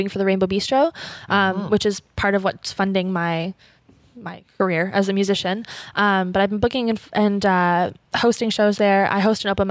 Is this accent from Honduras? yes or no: no; Ottawa, Ontario, Canada; I'm from Ottawa, born and raised